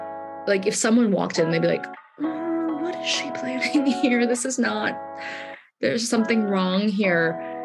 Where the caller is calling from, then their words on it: London, United Kingdom; I am Zooming in from Southeast London today